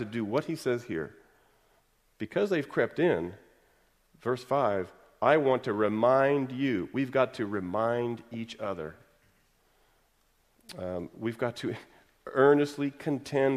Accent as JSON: {"language": "English", "region": "Texas", "country": "United States", "said": "I'm from Texas"}